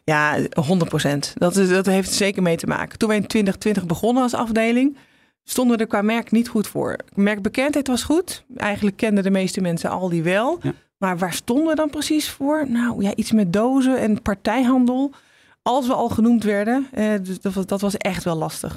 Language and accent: Dutch; Netherlands; als Nederlanders